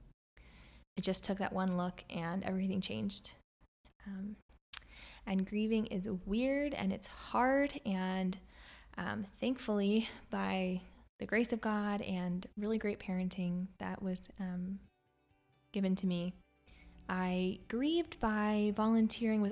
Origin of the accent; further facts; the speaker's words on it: Pennsylvania, United States; moved away; also born or lived in Maryland; I grew up in Pennsylvania